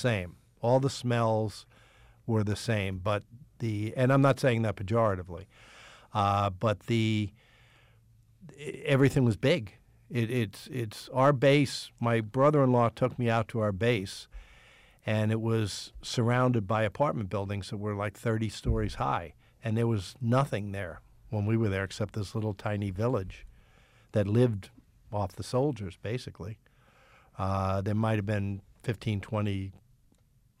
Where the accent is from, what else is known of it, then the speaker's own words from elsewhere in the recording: New York City, New York, United States; moved away as an adult; also born or lived in New Jersey / Pittsburgh; I grew up in New York City.